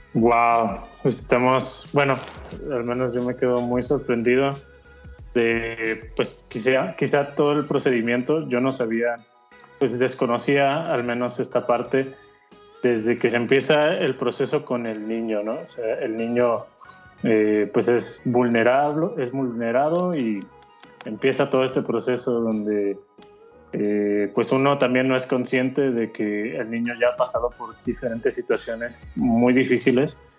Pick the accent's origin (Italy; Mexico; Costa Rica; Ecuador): Mexico